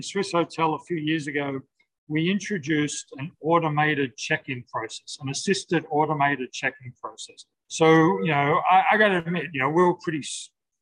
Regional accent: Sydney, New South Wales, Australia; I'm from Sydney.

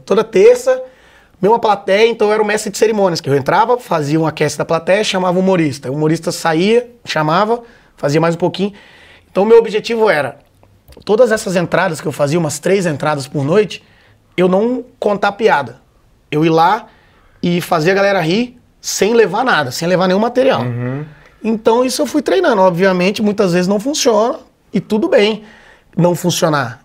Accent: Vitória, Espírito Santo, Brazil; moved away as an adult; now in São Paulo, Brazil; Sou de Vitória, Espírito Santo. Formei engenharia lá, né? Tal, vivi a vida toda lá. E aí vim para São Paulo

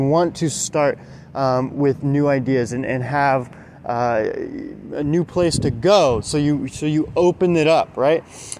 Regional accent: Alabama, United States; born there; So I was born in Alabama, and we moved all over the place. And I've lived in like 10, 12, 14 different states, something like that.

